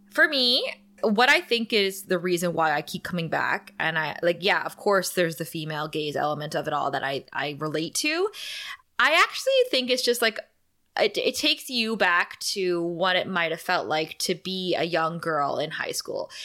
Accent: Thunder Bay, Ontario, Canada; Kara and I come from Thunder Bay

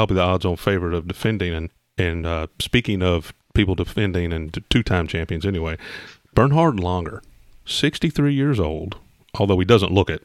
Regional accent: Indiana, United States; I grew up in Indiana

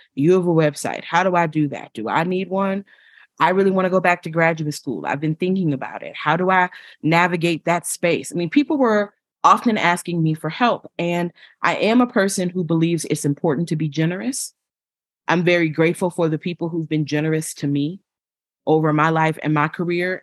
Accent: Buffalo, New York, United States; I'm originally from Buffalo, New York

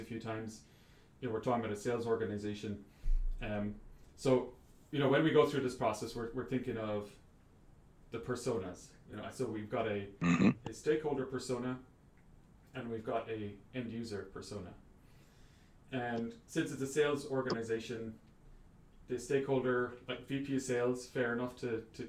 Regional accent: Ireland; where I grew up in Ireland

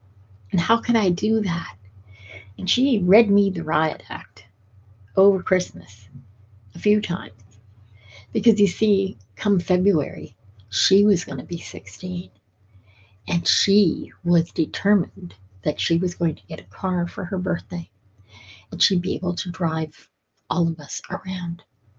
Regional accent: Edinburgh, Scotland, United Kingdom; born there; Now, add to that the fact that I'm of Scottish heritage. I was born in Edinburgh. And in Scotland, we tend to be tough. We tend to be hardier.

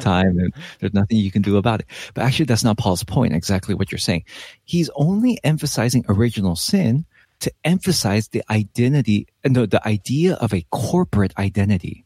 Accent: Los Angeles, California, United States; I am Korean American, uh, but I was born and raised in Los Angeles

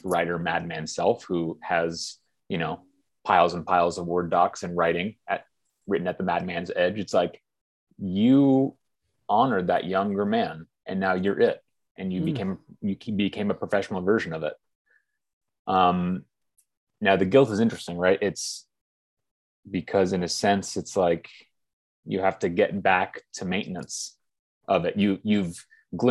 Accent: Bay Area, California, United States; we come from the Bay Area in California, we went to good schools

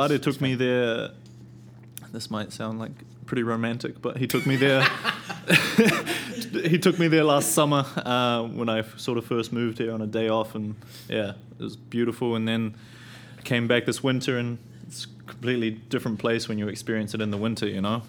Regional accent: Auckland, New Zealand; where I live, I'm from Auckland, and big city

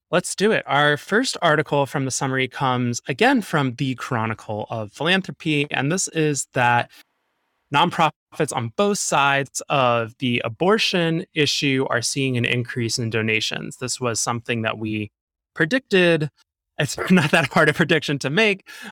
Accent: New York City, New York, United States; being a New Yorker, we're both New Yorkers

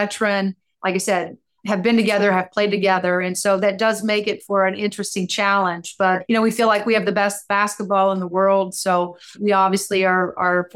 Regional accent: Seymour, Indiana, United States; I'm a kid from Southern Indiana that grew up in this state

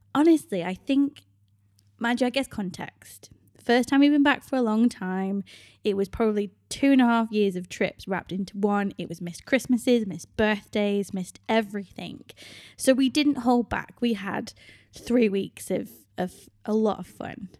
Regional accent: United Kingdom; moved away as an adult; My home country is the U K

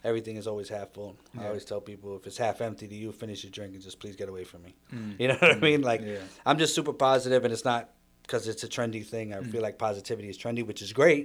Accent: New York City, New York, United States; it's New York, and I've traveled a little bit. The home, the core was in the Bronx

